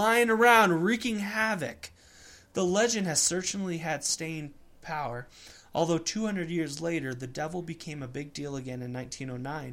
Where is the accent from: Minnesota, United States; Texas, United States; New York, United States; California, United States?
Minnesota, United States; Lake City; my hometown of Lake City, Minnesota.